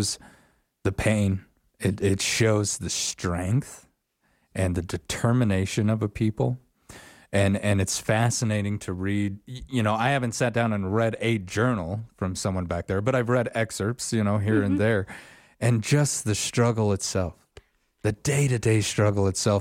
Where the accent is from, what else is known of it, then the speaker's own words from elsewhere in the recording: Wyoming, United States; I was born here in Wyoming, grew up here in Wyoming